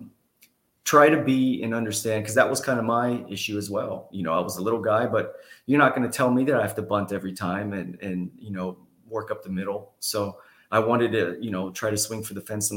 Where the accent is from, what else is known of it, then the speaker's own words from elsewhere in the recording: Houston, Texas, United States; I was from the Houston area